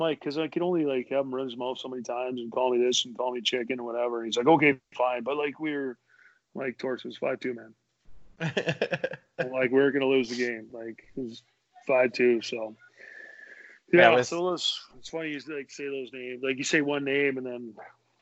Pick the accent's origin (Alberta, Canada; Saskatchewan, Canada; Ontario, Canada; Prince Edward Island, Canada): Alberta, Canada; Edmonton; I grew up in Edmonton